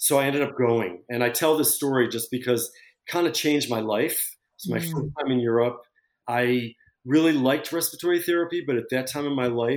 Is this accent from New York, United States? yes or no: yes; Syracuse, New York, United States; moved away as an adult; also born or lived in Boston; now in Paris, France; I grew up in Syracuse, New York, and I went to school in Boston